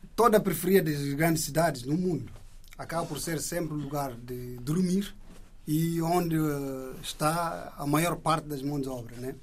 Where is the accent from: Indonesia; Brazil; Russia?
Indonesia; now in Portugal; enquanto indonésio que está aqui de passagem